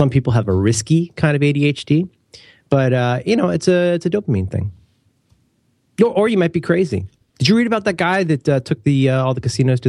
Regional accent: Ohio, United States; I'm from Ohio.

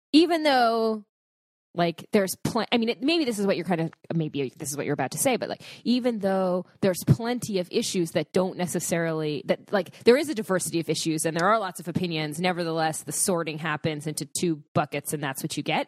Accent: United States; As an American

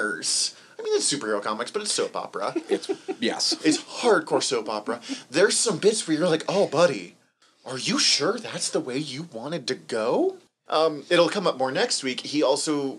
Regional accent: Western Montana, United States; accent: Western Montanan; My Western Montanan accent is very strong

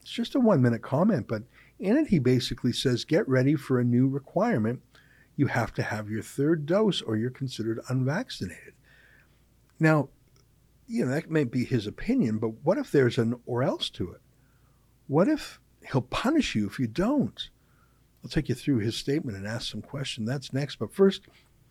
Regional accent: Canada; our Canadian spirit

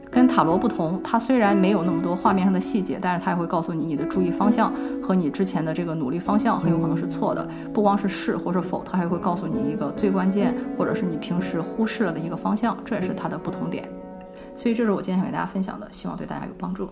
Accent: China; 我们中国人也会有看面相、看手相

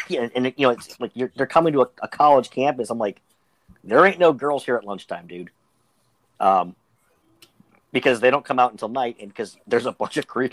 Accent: Pittsburgh, Pennsylvania, United States; I am from Pittsburgh

